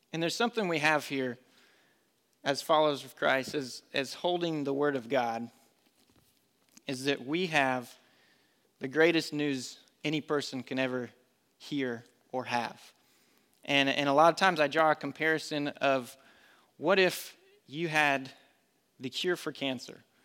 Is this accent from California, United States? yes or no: no; Colorado, United States; moved away as an adult; also born or lived in North Carolina; now in Concord, United States; I grew up with it in Colorado. My dad would take me to Colorado National Speedway